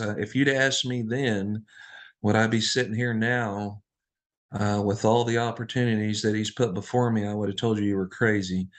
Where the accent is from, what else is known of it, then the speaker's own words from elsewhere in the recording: Floyds Knobs, Indiana, United States; we grew up in, uh, Floyd Snobbs, Indiana